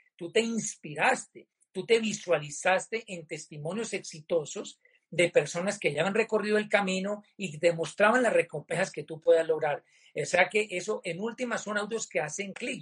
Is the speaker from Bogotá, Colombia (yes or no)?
no; Popayán, Cauca, Colombia; mi tierra natal, a mi Popayán del Alma